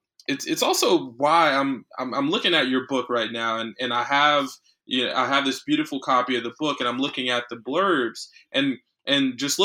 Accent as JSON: {"language": "English", "area": "Palm Beach County", "region": "Florida", "country": "United States", "said": "I'm from Palm Beach County."}